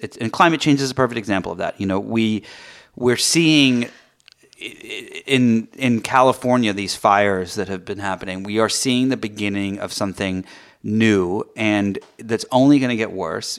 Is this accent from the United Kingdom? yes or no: yes; England, United Kingdom; moved away; I grew up in, um, in England